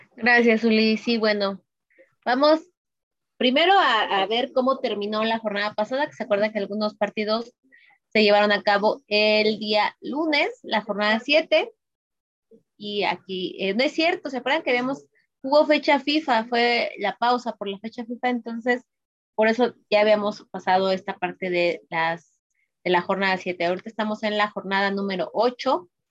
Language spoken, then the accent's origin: Spanish; Mexico; como hablamos popularmente aquí en México